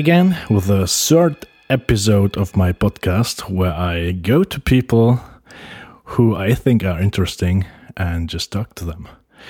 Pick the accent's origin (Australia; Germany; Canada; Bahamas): Germany; now in Sweden; I'm from Germany